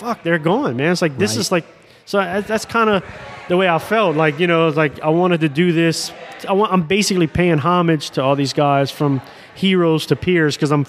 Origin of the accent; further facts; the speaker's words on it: Lafayette, Louisiana, United States; moved away as an adult; now in New Orleans, United States; I grew up in Lafayette and came up on more Cajun, Zydeco, and, you know, country music. But I was influenced by black gospel, R&B, and New Orleans music. So I moved here still at a young, I guess I was 21 when I moved here, 22 or something.